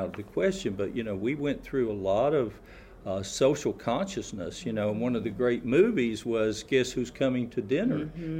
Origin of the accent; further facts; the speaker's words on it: the South, United States; growing up in the South, having a Northern father and a Mountain mother